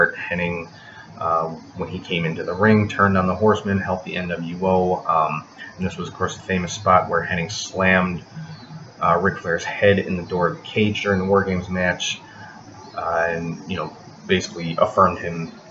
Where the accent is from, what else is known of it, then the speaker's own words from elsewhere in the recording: Chicago, Illinois, United States; I'm from Chicago